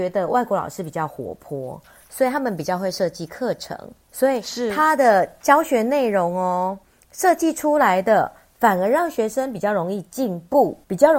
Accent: Taiwan; 我们台湾人。

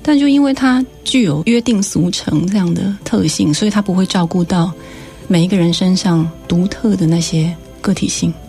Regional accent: Tainan, Taiwan; first language Taiwanese Hokkien; Chinese is a second language; moved away as an adult; now in Taipei, Taiwan; 但我在台南长大的呀，而且我是台南养大的

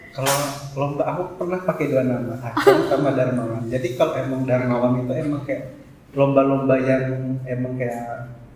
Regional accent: Sulawesi, Indonesia; moved away; aku kan aslinya dari Sulawesi

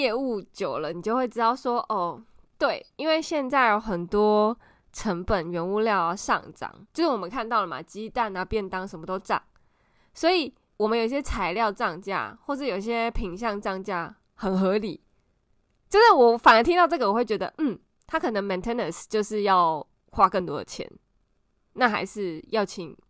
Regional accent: Taiwan; 我们台湾人还是很喜欢 complain，

